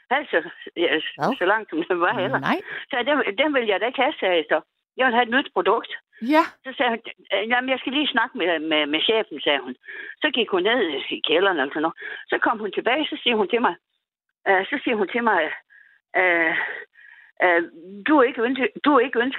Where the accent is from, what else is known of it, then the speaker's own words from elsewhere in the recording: Denmark; især måske her i Jørgen, hvor jeg kommer fra.